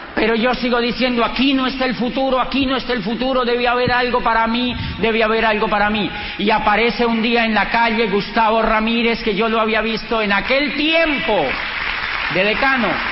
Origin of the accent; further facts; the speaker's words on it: Colombia; yo vengo de Colombia